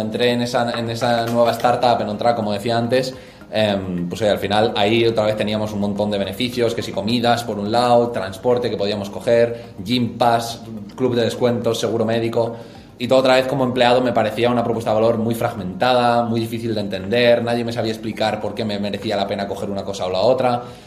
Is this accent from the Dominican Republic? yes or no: no; Pamplona, Navarre, Spain; moved away as an adult; now in Madrid, Spain; Soy de Pamplona, nací allí, estudié allí, tanto el colegio como la universidad